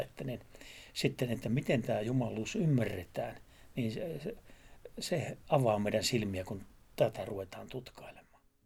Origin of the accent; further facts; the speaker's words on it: Savo, Savonia, Finland; yhden savolaisen sanonnan kanssa, kun sanotaan, että siellä meillä, meillä päin